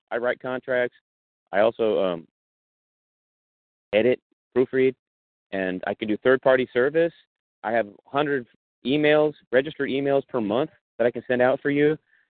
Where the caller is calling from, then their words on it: California, United States; I'm actually calling from California, the state of California